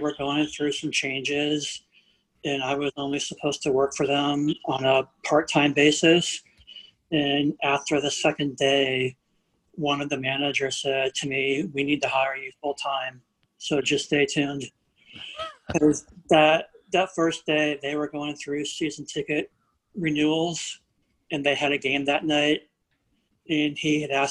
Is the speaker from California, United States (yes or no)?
no; New Orleans, Louisiana, United States; I grew up in New Orleans